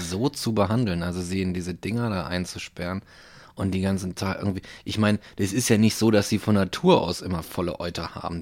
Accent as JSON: {"language": "German", "town": "Hanover", "region": "Lower Saxony", "country": "Germany", "said": "Ich komme aus Hannover"}